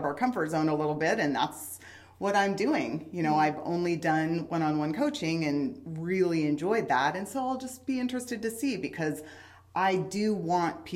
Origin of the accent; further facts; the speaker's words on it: Southeast Alaska, United States; now in Wichita, United States; I grew up in Southeast Alaska in a rainforest